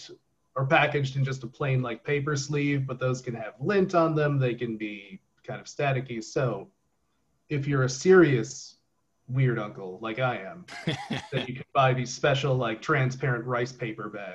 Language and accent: English; Troy, Michigan, United States; my hometown is Troy, Michigan, in the Detroit suburbs.